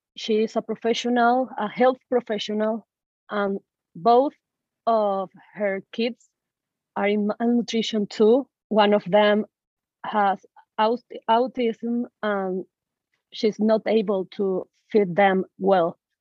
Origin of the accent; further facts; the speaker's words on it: Caracas, Capital District, Venezuela; moved away as an adult; now in Illinois, United States; I am born and raised in Caracas, Venezuela.